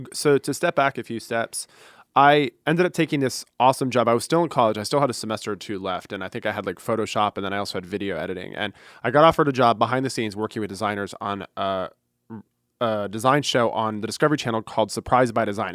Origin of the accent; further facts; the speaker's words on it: Fort Lauderdale, Florida, United States; born and raised in Fort Lauderdale